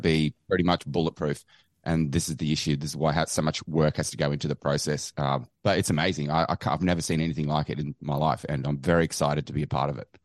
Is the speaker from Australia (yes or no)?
yes; Australia; I'm from Australia.